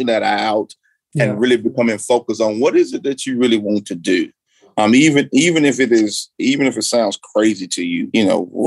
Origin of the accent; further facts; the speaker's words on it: Florence, Alabama, United States; I grew up in Florence, Alabama.